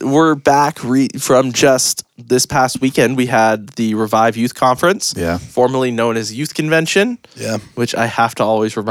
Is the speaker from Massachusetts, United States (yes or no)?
no; near Burlington, Vermont, United States; moved away; So we get to go back to pretty much my hometown, about 30 minutes away from there.